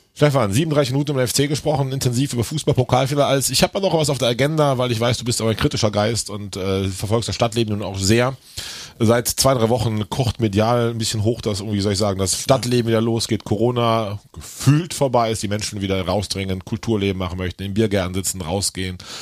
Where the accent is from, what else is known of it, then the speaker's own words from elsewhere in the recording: Königswinter, North Rhine-Westphalia, Germany; Wir kommen aus Königswinter.